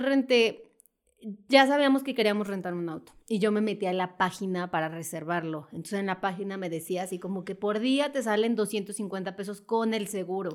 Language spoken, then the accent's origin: Spanish; Mexico; los mexicanos no podemos entrar a la Unión Europea